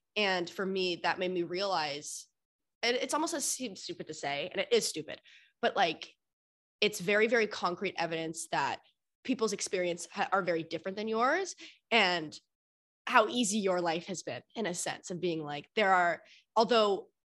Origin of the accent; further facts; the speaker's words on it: Annapolis, Maryland, United States; also born or lived in Mississauga; now in Toronto, Canada; So I was born in Toronto, where I live now, but I grew up in Annapolis, Maryland in the States. And then when we moved back to Canada, I was in Mississauga, Ontario.